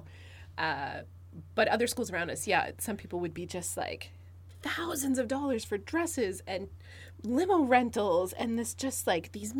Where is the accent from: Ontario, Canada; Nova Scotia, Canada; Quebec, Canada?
Nova Scotia, Canada; Cape Breton; now in Moncton, Canada; where I grew up in Cape Breton, prom in our community wasn't as big a show